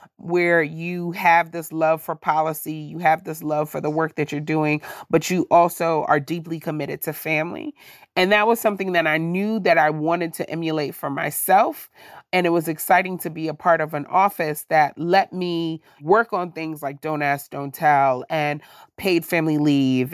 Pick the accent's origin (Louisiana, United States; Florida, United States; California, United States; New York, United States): New York, United States; moved away as an adult; now in Silver Spring, United States; growing up in New York